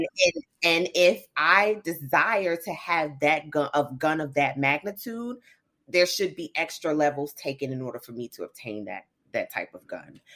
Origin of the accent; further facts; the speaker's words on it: the South, United States; being raised in the South